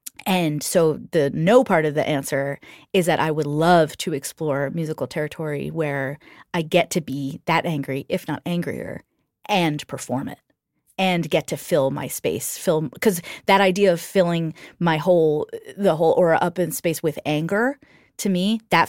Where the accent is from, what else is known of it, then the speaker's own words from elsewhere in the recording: New Jersey, United States; when I was a teenager, I had a friend in the town I grew up in New Jersey